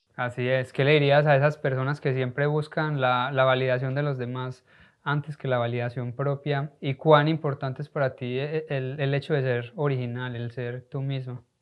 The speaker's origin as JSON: {"language": "Spanish", "country": "Colombia", "said": "como colombianos"}